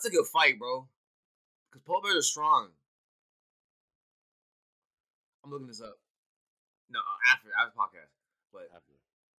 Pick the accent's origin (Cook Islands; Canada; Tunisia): Canada; I'm just saying I'm Canadian, dog.